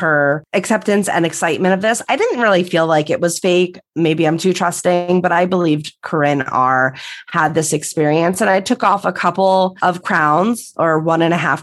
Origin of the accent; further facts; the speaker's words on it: New York, United States; We're from New York